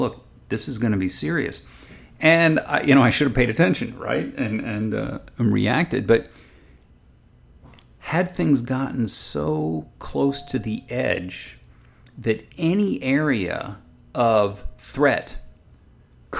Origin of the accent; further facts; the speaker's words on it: Southern California, United States; I'm from Southern California myself